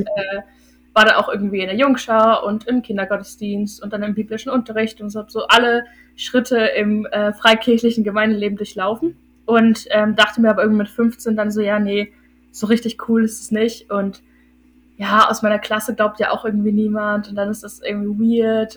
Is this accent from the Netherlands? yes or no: no; Hildesheim, Lower Saxony, Germany; ich bin 21 und ich komme aus Hildesheim. Das ist in Niedersachsen